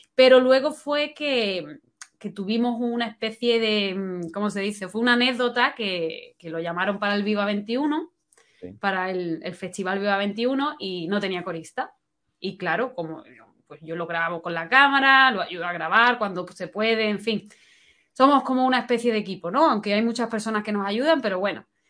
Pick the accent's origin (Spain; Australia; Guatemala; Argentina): Spain; also born or lived in London; me sentía decepcionada con mi país porque no me daba oportunidades